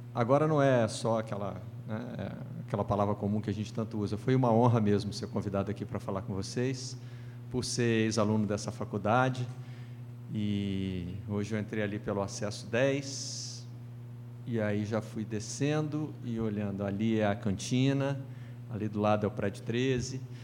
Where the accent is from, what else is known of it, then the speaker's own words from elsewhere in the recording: Juiz de Fora, Minas Gerais, Brazil; moved away as an adult; also born or lived in Bicas, Minas Gerais / Rio de Janeiro; eu comecei a faculdade de jornalismo em Juiz de Fora, na minha cidade, cidade dos meus pais. É, eu nasci ali pertinho, em Bicas, nós já nos mudamos para Juiz de Fora.